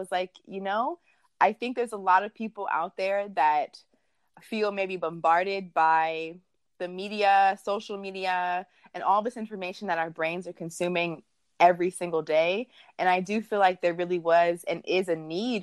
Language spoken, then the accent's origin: English; Washington, District of Columbia, United States; I'm originally from the Washington, D.C. metro area